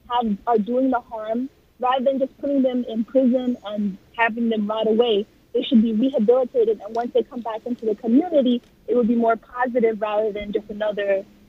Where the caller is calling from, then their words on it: Yonkers, New York, United States; I'm calling from Yonkers